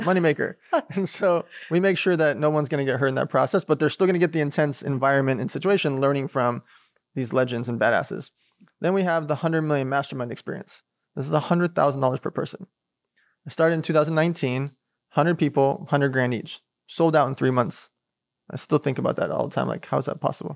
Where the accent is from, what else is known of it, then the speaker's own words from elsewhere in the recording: Long Beach, California, United States; also born or lived in Riga, Latvia / San Diego; we migrated here from a place called Riga Lapia when I was six months old. So, we grew up in Long Beach